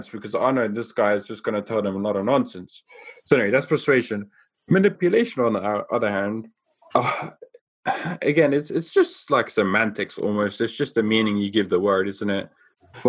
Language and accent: English; South Africa; I grew up in South Africa